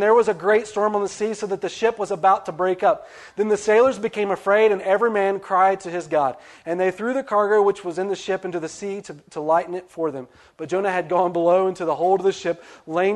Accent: West Virginia, United States; moved away; I'm from West Virginia

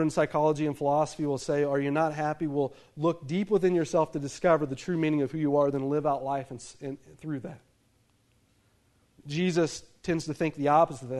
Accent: United States; Being an American citizen

